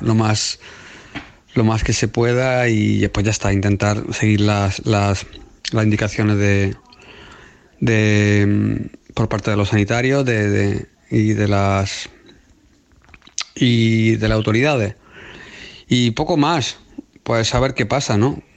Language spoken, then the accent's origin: Spanish; Spain; now in United Kingdom; Yo como español